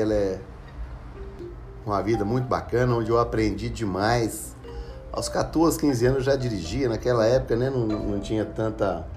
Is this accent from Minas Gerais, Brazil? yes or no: yes; Ribeirão das Neves, Minas Gerais, Brazil; eu sou de Justinópolis, Ribeirão das Neves, nascido e criado aqui.